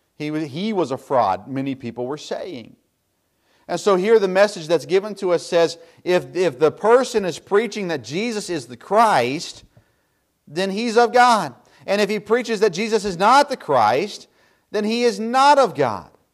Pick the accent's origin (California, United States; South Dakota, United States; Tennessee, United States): Tennessee, United States; moved away; I grew up in the South, of course, in Tennessee